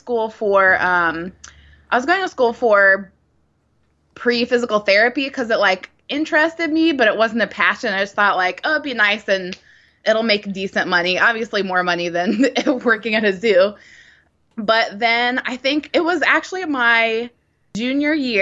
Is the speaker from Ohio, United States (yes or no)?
yes; Columbus, Ohio, United States; moved away as an adult; also born or lived in Texas; now in Nashville, United States; I grew up in Ohio, in around Columbus, Ohio